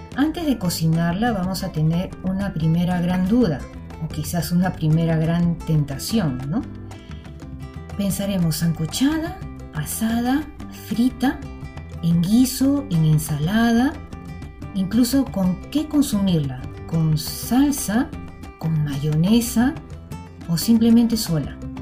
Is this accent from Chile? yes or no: no; Lima, Peru; como limeñas y limeños